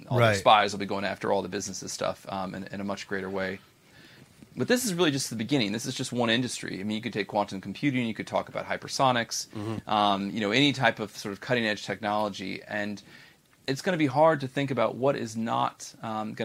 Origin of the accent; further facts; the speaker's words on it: United States; as an American